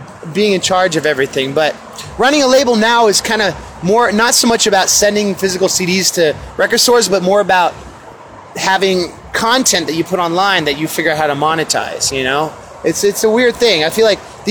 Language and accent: English; Oakland, California, United States; I'm from Oakland, California, here in Seattle at El Corazon